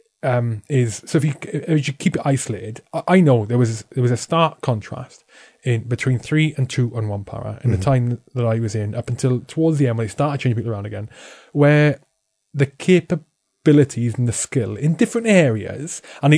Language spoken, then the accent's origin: English; Welsh, Wales, United Kingdom; I'm Welsh